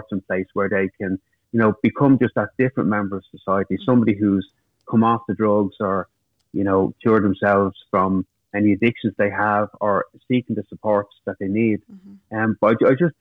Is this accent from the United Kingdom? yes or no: no; Dublin, Leinster, Ireland; I grew up in Finglas, it's a working class area of Dublin.